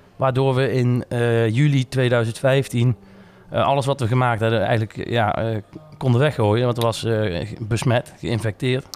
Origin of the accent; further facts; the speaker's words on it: Nijmegen, Gelderland, Netherlands; also born or lived in Tilburg; 14 maart 1984 geboren te Nijmegen. Ehm, ja, ook eh, opgegroeid en getogen in Nijmegen.